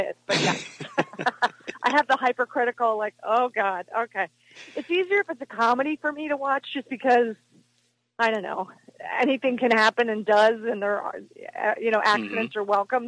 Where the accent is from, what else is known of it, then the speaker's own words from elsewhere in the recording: Philadelphia, Pennsylvania, United States; moved away as an adult; also born or lived in Chicago; I'm originally from Philadelphia